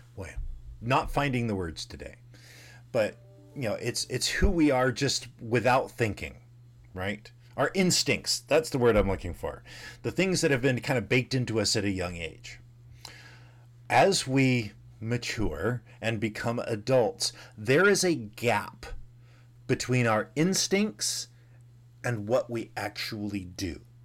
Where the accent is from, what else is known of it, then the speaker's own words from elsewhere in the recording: the South, United States; growing up in the South in the, you know, seventies and eighties